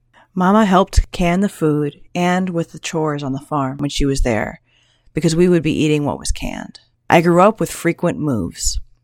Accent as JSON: {"language": "English", "region": "Oregon", "country": "United States", "tie": "born or raised there", "also_born_or_lived": "California / Idaho / Wyoming", "said": "Because I grew up in Oregon, I count this as my home. I've lived elsewhere, in California, Idaho, and Wyoming, but this is home."}